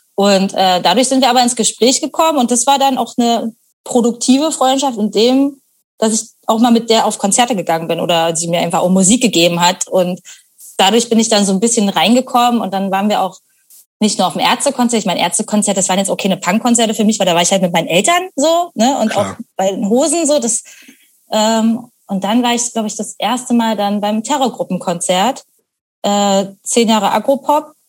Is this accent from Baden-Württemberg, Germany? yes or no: no; Potsdam, Brandenburg, Germany; now in Berlin, Germany; ich bin halt eben auch im Speckgürtel von Berlin aufgewachsen